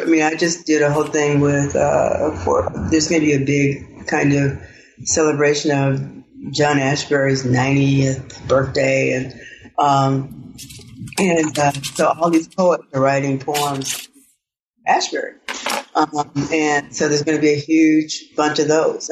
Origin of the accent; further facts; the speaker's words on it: the Delta, Arkansas, United States; I grew up in Arkansas. I'm I'm I'm I'm a Southerner